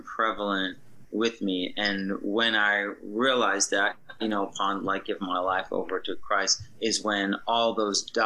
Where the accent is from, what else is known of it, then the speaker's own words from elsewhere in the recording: New Jersey, United States; Growing up on the East Coast, so I'm originally from the East Coast, from New Jersey